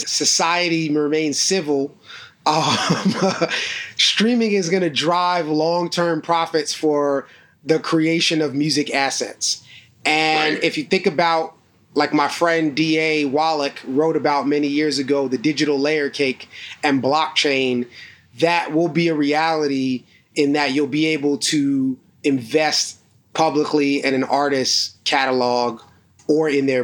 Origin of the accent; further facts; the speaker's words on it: New York City, New York, United States; my mother had joined a co-op back in Brooklyn where I grew up called the Park Slope Food Co-op